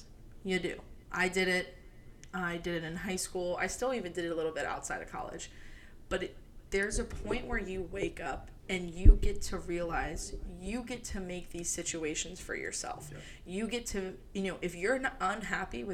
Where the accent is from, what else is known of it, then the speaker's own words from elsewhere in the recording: Maryland, United States; moved away as an adult; also born or lived in Alabama; now in Denver, United States; I left my hometown when I was 18 as well, moved away from Maryland to Alabama